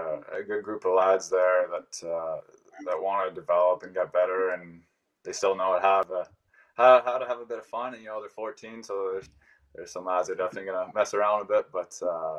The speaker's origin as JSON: {"language": "English", "country": "Canada", "moved": "yes", "lives_now": "Ireland", "said": "my home country of Canada"}